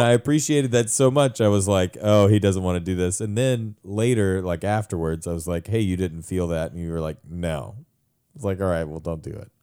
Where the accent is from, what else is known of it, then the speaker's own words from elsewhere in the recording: United States; as an American man